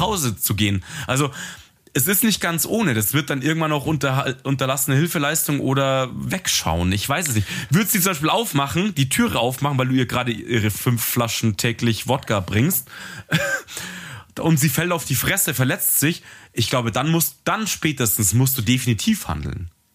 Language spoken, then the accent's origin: German; Germany; bei uns in Deutschland